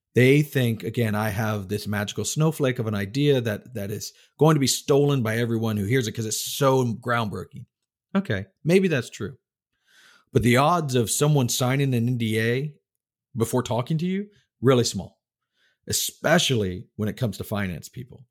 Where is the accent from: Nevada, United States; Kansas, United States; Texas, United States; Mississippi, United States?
Texas, United States; also born or lived in Tallahassee, Florida; now in North Carolina, United States; I grew up in Texas